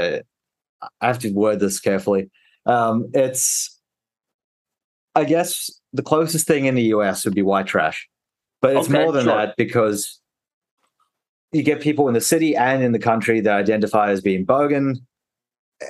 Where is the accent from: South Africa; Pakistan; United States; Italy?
South Africa; moved away; I was born in South Africa